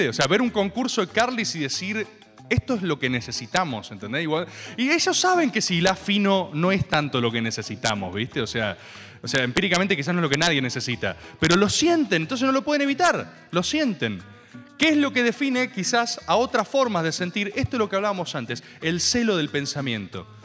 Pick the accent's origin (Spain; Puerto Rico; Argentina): Argentina; Merlo, Buenos Aires Province; Tengo 17 años, eh, soy de Merlo, eh, vivo con mis padres